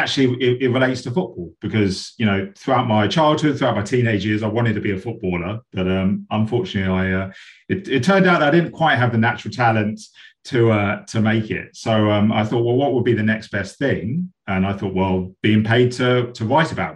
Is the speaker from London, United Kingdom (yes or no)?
yes; London, United Kingdom; also born or lived in Brixton, London / Hither Green, London; so I grew up in Streatham Tolls Hill area in Southwest London